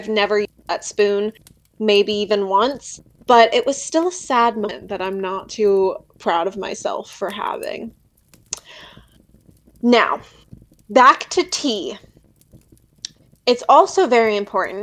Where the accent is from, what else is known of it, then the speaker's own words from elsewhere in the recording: Pennsylvania, United States; I am from the East Coast, Pennsylvania